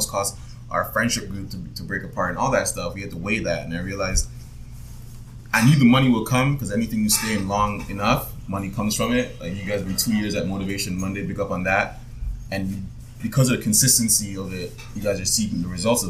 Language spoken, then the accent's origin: English; Jamaica; now in Canada; I was born in Jamaica